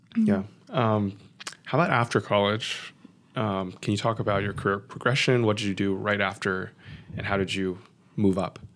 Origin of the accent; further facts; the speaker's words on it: San Francisco, California, United States; growing up in San Francisco, probably sixty percent Chinese